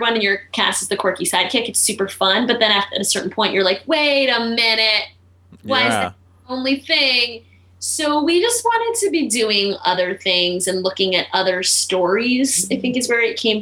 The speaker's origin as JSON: {"language": "English", "town": "Baltimore", "region": "Maryland", "country": "United States", "tie": "born or raised there", "also_born_or_lived": "New York", "moved": "yes", "said": "I grew up in Baltimore"}